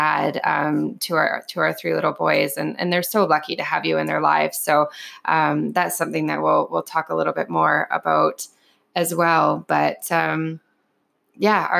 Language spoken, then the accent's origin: English; Canada; I've lived here my whole life